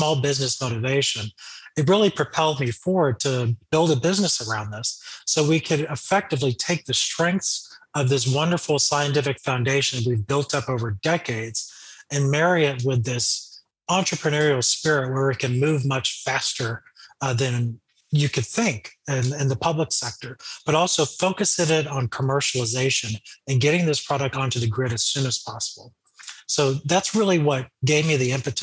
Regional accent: Florida, United States; growing up in Florida

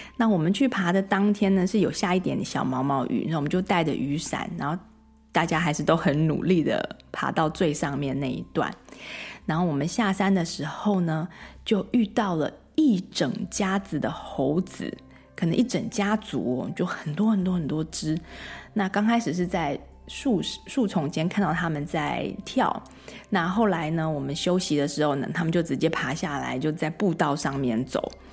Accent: Taiwan; now in United States; 我小时候在台湾是学手排开车的

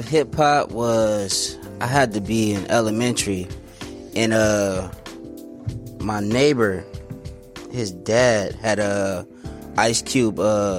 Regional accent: San Bernardino, California, United States; moved away as an adult; now in Phoenix, United States; I'm originally from San Bernardino.

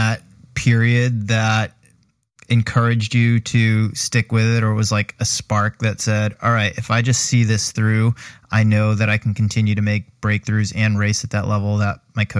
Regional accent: New England, United States; I'm also from New England.

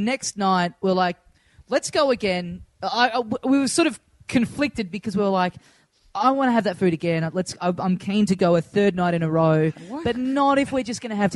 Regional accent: Australia; where are you from? And I said, oh, it's Australia

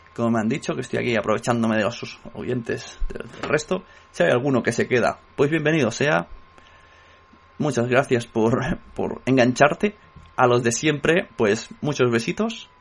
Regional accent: Catalonia, Spain; soy catalán

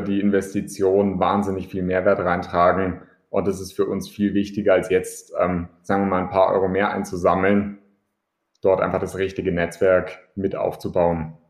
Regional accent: Augsburg, Bavaria, Germany; als Augsburger in der Stadt

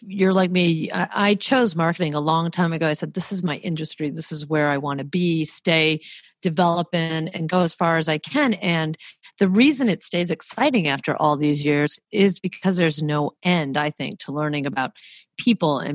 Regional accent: Detroit, Michigan, United States; moved away as an adult; also born or lived in Paris, France / California / Brazil; I'm from the Motor City, Motor City …, born and raised there

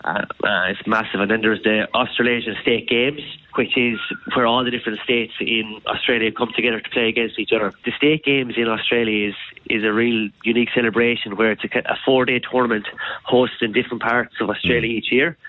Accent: Kilkenny, Leinster, Ireland; moved away; I'm actually from Kilkenny

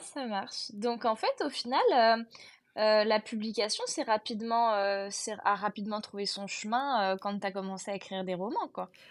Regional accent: Bordeaux area, Nouvelle-Aquitaine, France

